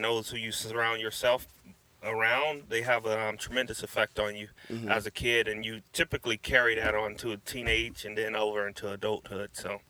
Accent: Los Angeles, California, United States; also born or lived in Long Beach, California; I'm originally from Los Angeles, California. Mm-hmm. I grew up there, South Central, actually.

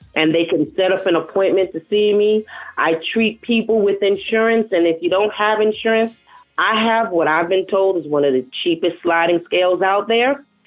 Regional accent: New York City, New York, United States; accent: New York; moved away as an adult; now in North Carolina, United States; I'm from the South Bronx.

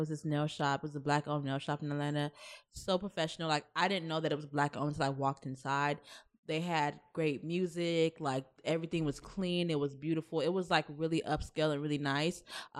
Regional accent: Nigeria; Like, come on. Like, you know I'm Nigerian.

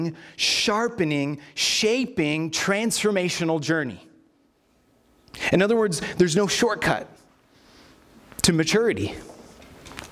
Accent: California, United States; now in Minnesota, United States; I was born here in Minnesota, but then moved to California, and all my family still lived here.

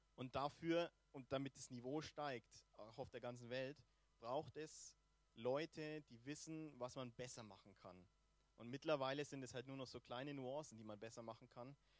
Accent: Germany; Fußball bei uns in Deutschland relativ weit verbreitet ist

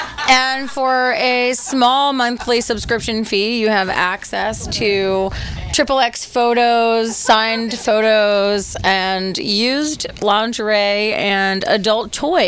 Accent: New Jersey, United States; moved away; I grew up in South Jersey, down near the Atlantic City area

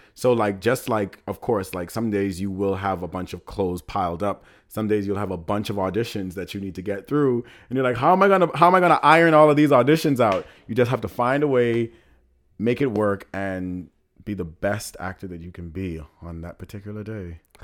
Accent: Nassau, Bahamas; moved away as an adult; now in New York, United States; I was born and raised in the Bahamas

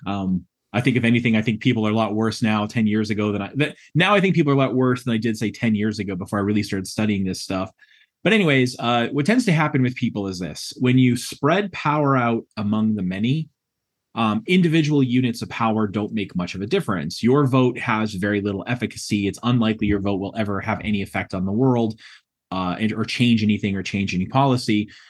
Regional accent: New England, United States; moved away; I'm from the New England area originally.

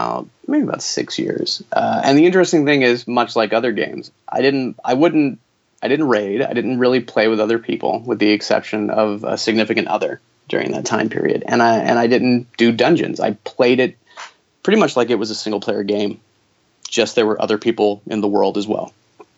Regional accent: the Bible Belt, United States; Well, I mean, look, I grew up in the Bible Belt. It's just kind of part. It's part of life.

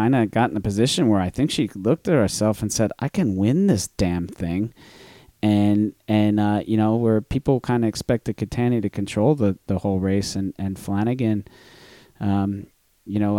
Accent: New Jersey, United States; I'm from New Jersey

